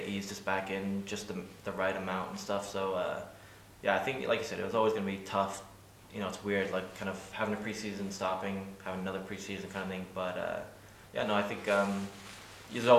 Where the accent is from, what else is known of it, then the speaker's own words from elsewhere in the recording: England, United Kingdom; now in Ireland; growing up in England